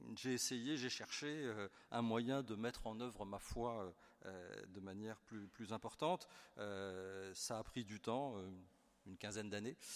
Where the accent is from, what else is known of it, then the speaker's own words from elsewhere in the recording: Versailles, Île-de-France, France; moved away as an adult; now in Perpignan, France; je suis né à Versailles, mon épouse aussi, on a vécu quasiment toute notre vie à Versailles